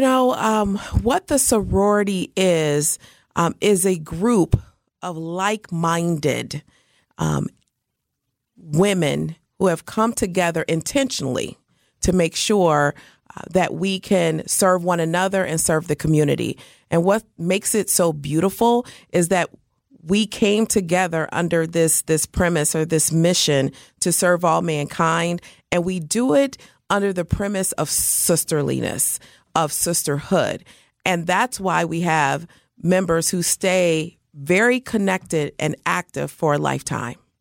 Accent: Indianapolis, Indiana, United States; I hail from Indianapolis, Indiana

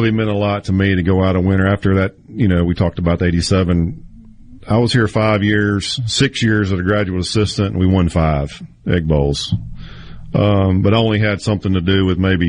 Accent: Mississippi, United States; Growing up in Mississippi

